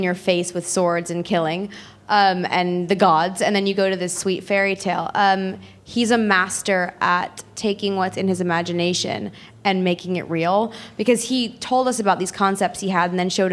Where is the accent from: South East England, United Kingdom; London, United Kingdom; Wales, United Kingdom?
South East England, United Kingdom; Guildford; I'm from Guildford